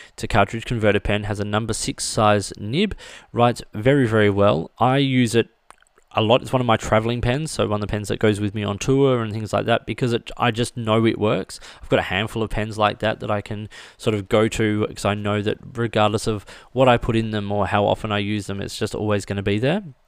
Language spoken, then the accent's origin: English; Australia; as an Australian, as a left-handed Australian